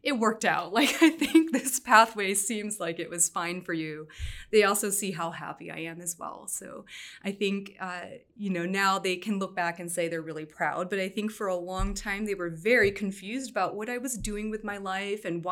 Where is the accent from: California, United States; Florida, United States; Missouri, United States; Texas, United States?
California, United States; growing up bicultural, I think, you know, on the one hand, of course, being American, but on the other hand, having this Vietnamese background